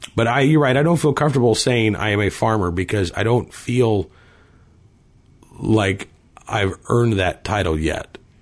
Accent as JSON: {"language": "English", "region": "Virginia", "country": "United States", "tie": "born or raised there", "said": "my home state of Virginia"}